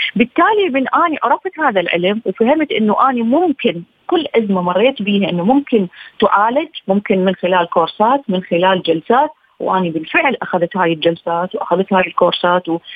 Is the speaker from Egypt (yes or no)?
no; Iraq; بلدي العراق